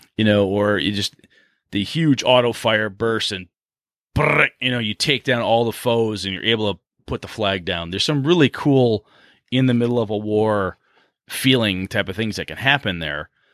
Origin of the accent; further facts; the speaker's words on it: Wisconsin, United States; we're from Wisconsin